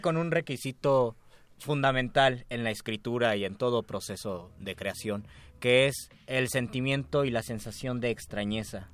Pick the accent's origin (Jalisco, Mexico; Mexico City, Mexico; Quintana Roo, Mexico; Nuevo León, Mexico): Mexico City, Mexico; como buenos chilangos que vamos poco al mar